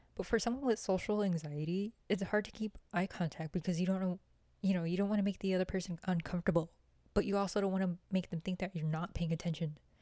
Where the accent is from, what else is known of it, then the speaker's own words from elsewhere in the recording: Oglala, South Dakota, United States; moved away as an adult; now in Lawrence, Kansas, United States; I'm Oglala Lakota from Oglala, South Dakota